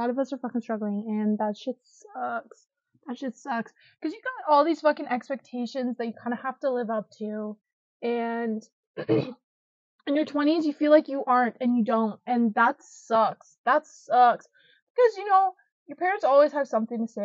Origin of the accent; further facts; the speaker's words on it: Canada; I'm from Canada, live in Canada